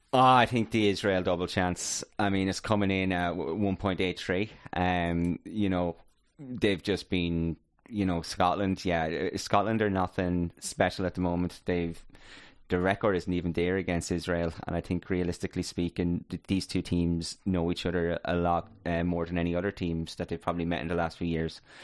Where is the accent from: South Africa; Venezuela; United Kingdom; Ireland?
Ireland; we're obviously Irish